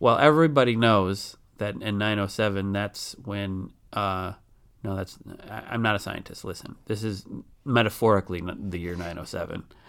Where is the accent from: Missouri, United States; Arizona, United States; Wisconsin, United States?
Wisconsin, United States; near Wisconsin Dells, United States; I grew up out near Wisconsin Dells, so I've been there many times